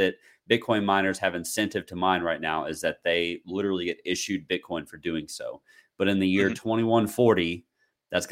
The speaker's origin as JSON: {"language": "English", "country": "United States", "said": "as an American"}